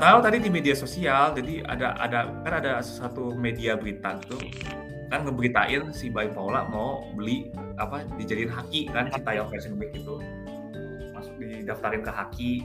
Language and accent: Indonesian; Jakarta, Indonesia; gua kan emang kelahiran Jakarta